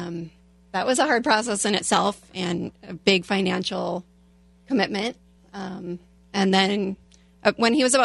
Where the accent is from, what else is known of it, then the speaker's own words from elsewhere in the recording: Hudson, New Hampshire, United States; now in Lake Forest, United States; I'm from Hudson, New Hampshire.